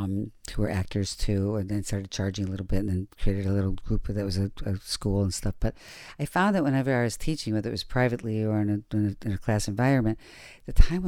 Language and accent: English; Detroit, Michigan, United States; Yeah, I come from Detroit.